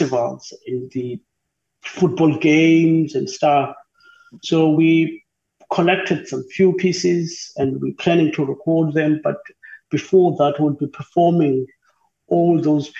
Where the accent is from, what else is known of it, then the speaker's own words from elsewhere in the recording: South Africa; we don't have a lot of work in South Africa when it comes to opera.